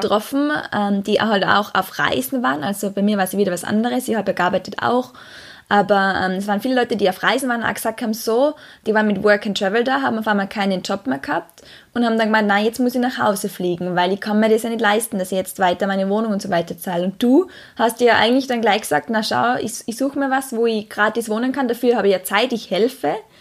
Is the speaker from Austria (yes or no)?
yes; Austria; moved away as an adult; Ich komme ursprünglich aus Österreich